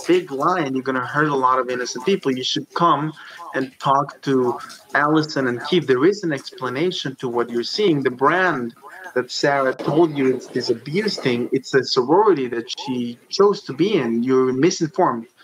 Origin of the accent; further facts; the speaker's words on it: Mexico; moved away; I come from Mexico.